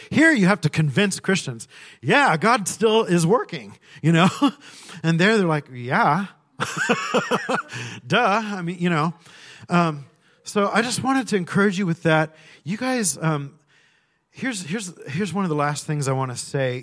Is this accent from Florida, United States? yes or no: no; California, United States; I grew up in California